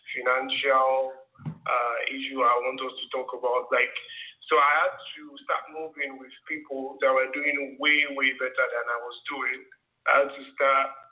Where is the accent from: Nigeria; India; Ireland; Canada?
Nigeria; I grew up in Nigeria